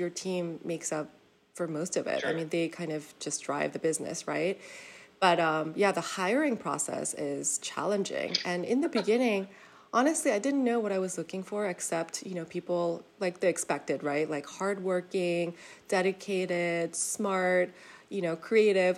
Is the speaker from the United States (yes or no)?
no; South Korea; moved away; we were born and raised in Korea